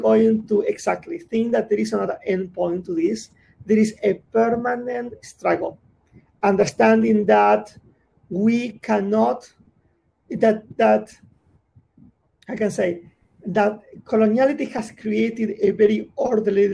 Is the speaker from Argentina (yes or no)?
yes; Buenos Aires, Argentina; I'm from Buenos Aires